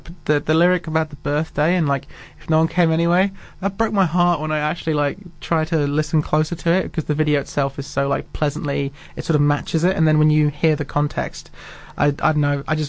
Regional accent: Christchurch, Canterbury, New Zealand; I'm from Christchurch, and I always find myself defending it.

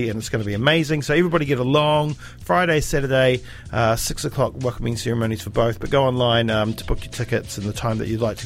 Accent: Dunedin, Otago, New Zealand; we are from Utupute.

